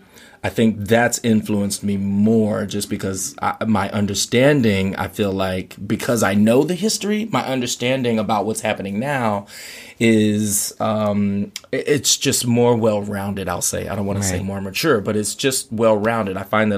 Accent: Anchorage, Alaska, United States; also born or lived in Louisiana; I moved to Alaska from Louisiana when I was about 10 or 11, you know.

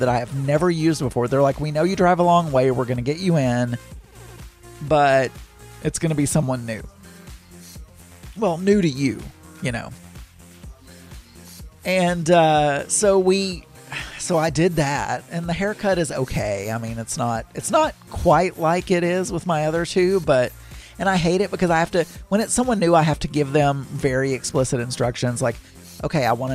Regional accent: the South, United States; when we were growing up in the South

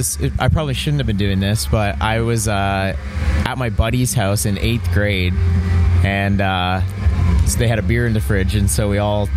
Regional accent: Toronto, Ontario, Canada; No, we're from Toronto.

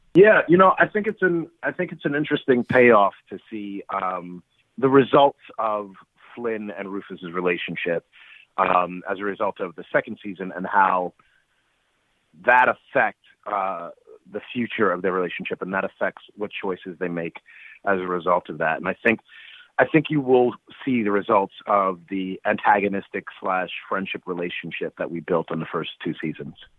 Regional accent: New York City, New York, United States; moved away; my hometown of, from Brooklyn

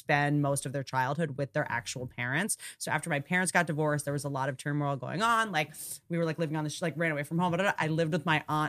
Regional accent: Washington, District of Columbia, United States; also born or lived in Roanoke, Virginia; I grew up at first in Washington, D.C., which is super cosmopolitan, super like politics place

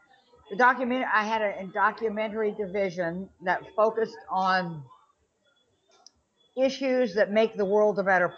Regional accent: Oklahoma, United States; born there; I have to say that I was born in Oklahoma, but I went to New Orleans, just college, to Tulane. And then there I went to NYU to grad school in philosophy.

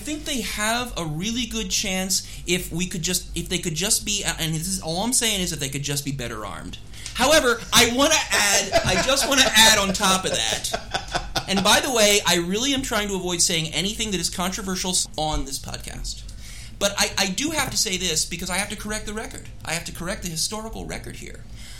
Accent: Philadelphia, Pennsylvania, United States; now in Washington, D.C., United States; Washington, D.C., you know, my hometown for the time. Not where I grew up. I grew up in Philadelphia, but my hometown for the last 22 years.

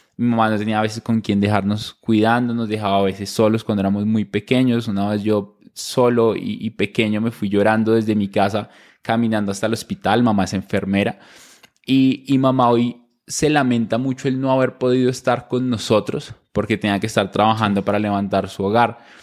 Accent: small town near Bogotá, Cundinamarca, Colombia; yo nazco en Bogotá, pero crecimos en una ciudad cerca a, Bogotá, en un pueblo pequeño

